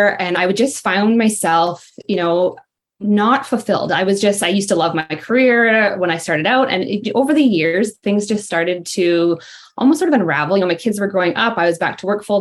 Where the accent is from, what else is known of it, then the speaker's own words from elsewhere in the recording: Ontario, Canada; I'm from Ontario, Canada